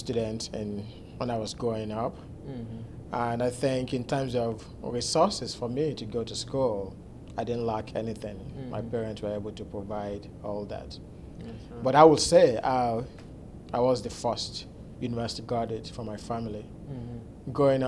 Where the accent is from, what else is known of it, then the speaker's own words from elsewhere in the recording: Nigeria; moved away as an adult; also born or lived in Kingsville, Texas; now in Houston, United States; So I grew up in Nigeria.